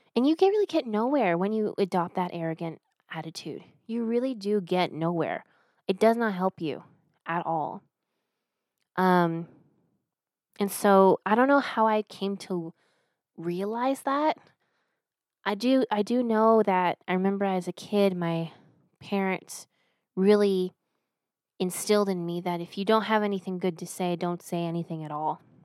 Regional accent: United States; I'm an American

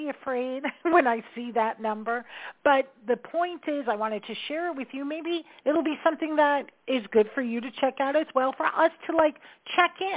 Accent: New York, United States; I'm a New Yorker.

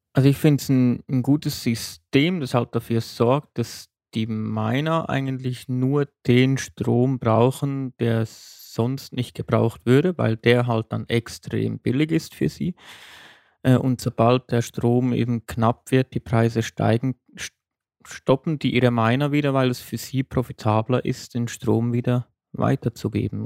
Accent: Switzerland; bei uns in der Schweiz

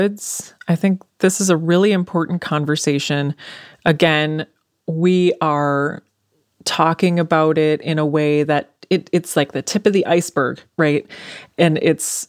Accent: Anoka, Minnesota, United States; I grew up in Anoka

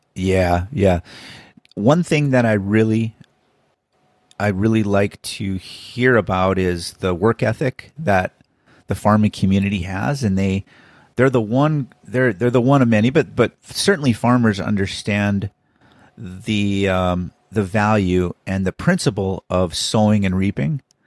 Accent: Minnesota, United States; I was born in Minnesota

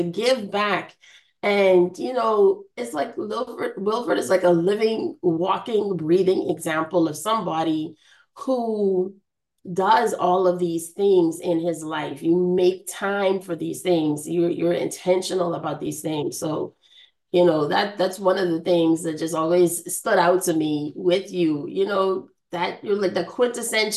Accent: Bahamas; moved away; I am from the Bahamas. My hometown is very important to me.

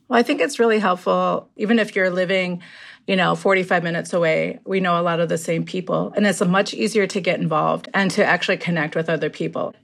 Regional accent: Minneapolis, Minnesota, United States; also born or lived in Lower Sioux; I grew up in Minneapolis

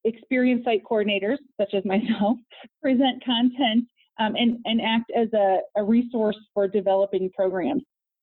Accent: Peoria, Illinois, United States; also born or lived in Los Angeles; I am from Peoria

